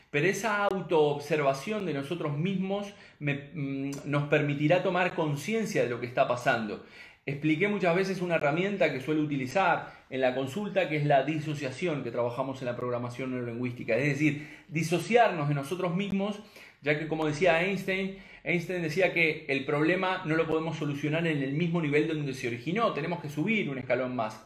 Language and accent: Spanish; Uruguay; now in Spain; soy nacido en Uruguay, pero este, eh, aquí en España